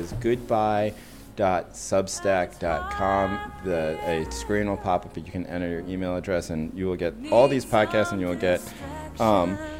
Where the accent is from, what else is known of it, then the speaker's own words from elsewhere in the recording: United States; the way that I was raised here in the United States